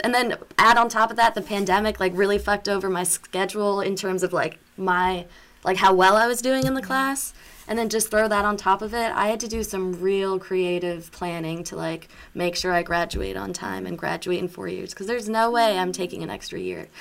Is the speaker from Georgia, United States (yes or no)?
yes; Atlanta, Georgia, United States; I'm from Atlanta proper